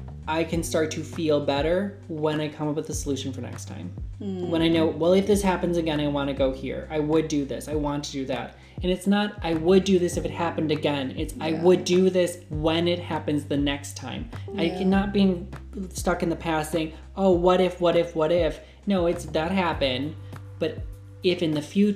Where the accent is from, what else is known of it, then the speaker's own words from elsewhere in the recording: United States; also born or lived in Japan / India; I grew up in the United States